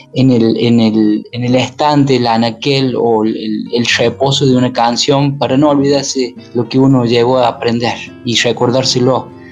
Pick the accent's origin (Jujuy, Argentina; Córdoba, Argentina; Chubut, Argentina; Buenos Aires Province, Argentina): Córdoba, Argentina; also born or lived in Paravachasca valley, Córdoba; Soy de acá, soy de este pequeño pueblo donde la gente todavía anda eh, eh, caminando